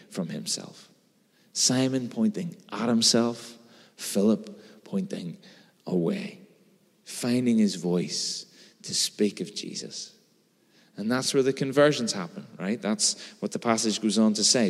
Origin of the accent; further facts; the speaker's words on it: Belfast, Northern Ireland, United Kingdom; I've grown up in and around Belfast my whole life.